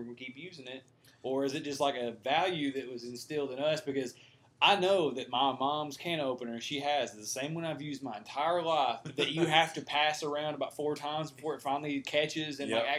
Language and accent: English; Abbeville, Alabama, United States; I was from Abbeville